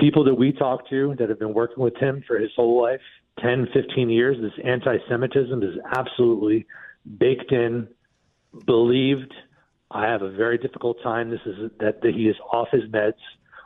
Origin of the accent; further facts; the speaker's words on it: New York City, New York, United States; as a New Yorker, someone who's born and raised in Bayside